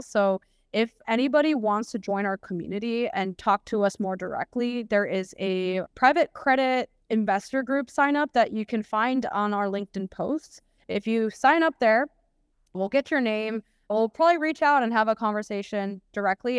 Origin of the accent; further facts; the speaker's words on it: United States; moved away as an adult; being an American